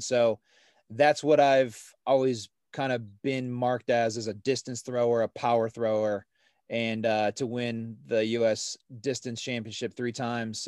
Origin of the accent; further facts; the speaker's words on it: Ohio, United States; growing up in Ohio, we, uh, we started playing at a, at a smaller course just south of Cleveland, um, in Medina, Ohio